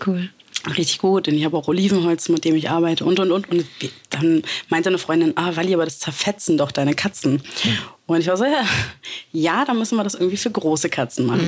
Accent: Berlin, Germany; Ich bin Berlinerin. Ich bin hier geboren und aufgewachsen.

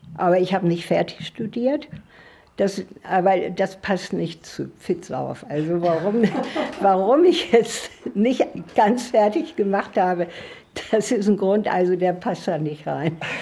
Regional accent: Northern Germany, Germany; moved away; also born or lived in Swabia; ich musste ja als Norddeutsche überhaupt erst mal ähm, mit der schwäbischen Küche überhaupt mich anfreunden

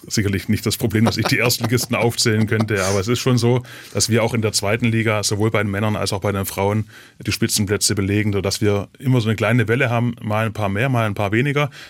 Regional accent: Ludwigsburg, Baden-Württemberg, Germany; now in Mössingen, Germany; wenn ich nach Hause komme zu meinen Eltern nach Ludwigsburg, dann ist für mich auch wieder die Erinnerung an die Schulzeit, an die Kindergartenzeit

